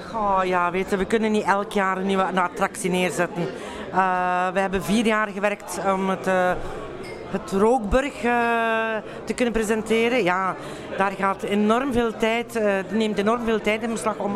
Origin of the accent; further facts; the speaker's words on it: Flanders, Belgium; want we zijn Vlamingen